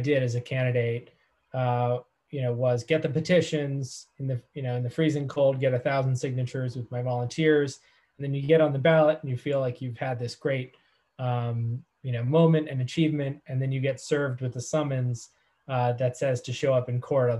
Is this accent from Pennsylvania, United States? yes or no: yes; Carbon County, Pennsylvania, United States; my hometown in Carbon County, Pennsylvania